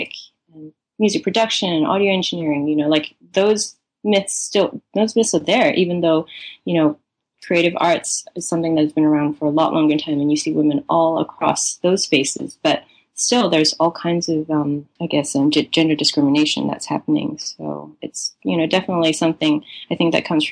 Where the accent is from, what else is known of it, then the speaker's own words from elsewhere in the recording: Malaysia; moved away as an adult; also born or lived in Singapore / Melbourne, Australia; now in New York, United States; I was born in Singapore and I grew up in Malaysia, and born into a Chinese family